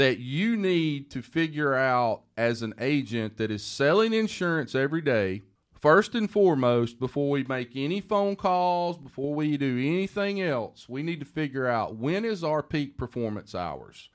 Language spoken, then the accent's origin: English; the South, United States; I'm from the South and I can talk so fast